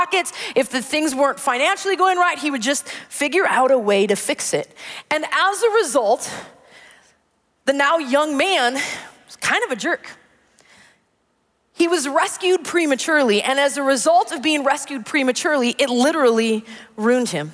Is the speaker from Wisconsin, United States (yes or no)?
yes; Wisconsin, United States; growing up in Wisconsin